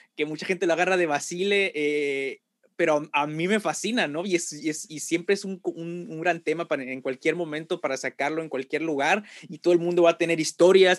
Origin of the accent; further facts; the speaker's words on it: Tampico, Tamaulipas, Mexico; soy de Tampico